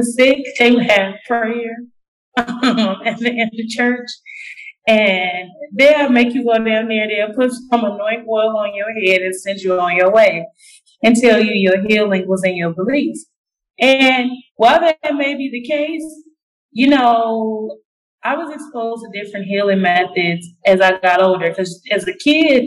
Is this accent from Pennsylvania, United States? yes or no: no; Springfield, Illinois, United States; I'm originally from Illinois. Small town, the capital, Springfield